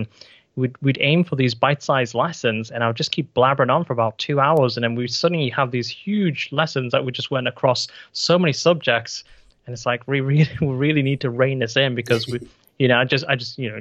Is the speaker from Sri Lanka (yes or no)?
no; United Kingdom; here in the UK